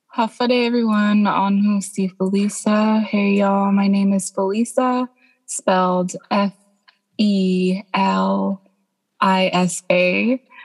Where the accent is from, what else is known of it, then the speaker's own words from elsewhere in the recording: Guam; I am from Lagoa Sangani, um, but it's known as Guam